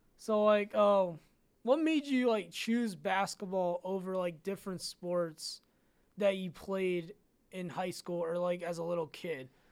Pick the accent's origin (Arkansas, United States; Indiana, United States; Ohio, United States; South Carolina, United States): Ohio, United States; Canton; I'm from Canton